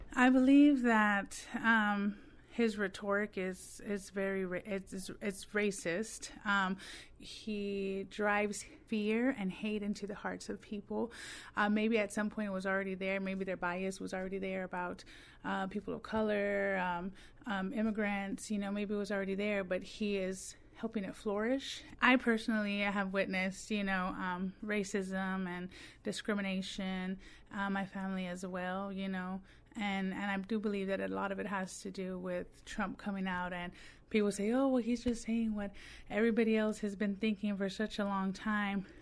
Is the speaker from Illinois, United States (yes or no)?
no; Texas, United States; now in Mississippi, United States